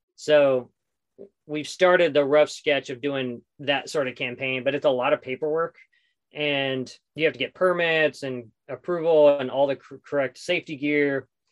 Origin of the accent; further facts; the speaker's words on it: southeastern New Mexico, United States; moved away; also born or lived in Los Angeles; I grew up in southeastern New Mexico